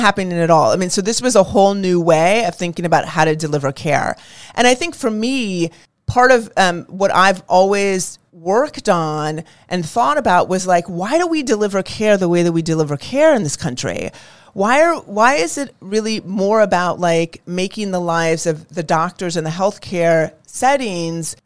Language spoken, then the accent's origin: English; California, United States; I grew up in California